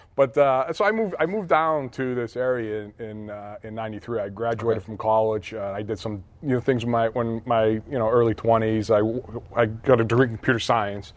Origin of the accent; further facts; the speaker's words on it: Hazleton, Pennsylvania, United States; moved away; I grew up in Hazleton